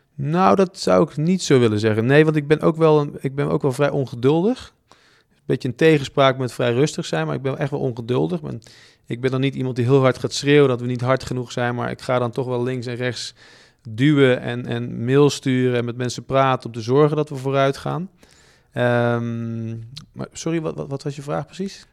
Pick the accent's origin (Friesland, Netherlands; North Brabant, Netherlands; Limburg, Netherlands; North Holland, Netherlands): North Brabant, Netherlands; Bergen op Zoom; ik kom uit Brabant, Bergen op Zoom